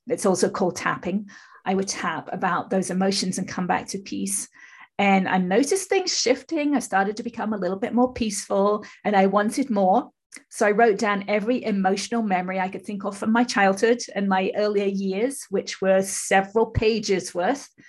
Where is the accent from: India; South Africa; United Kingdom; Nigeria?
United Kingdom; England; moved away as an adult; now in California, United States; I'm from England, but I live in California, have done for 30 odd years.